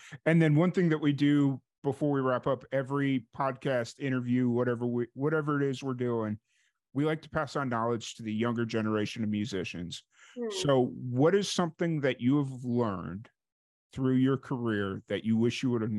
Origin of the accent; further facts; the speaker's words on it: Chicago, Illinois, United States; But I grew up in South Chicago. So I grew up in the South suburbs of Chicago.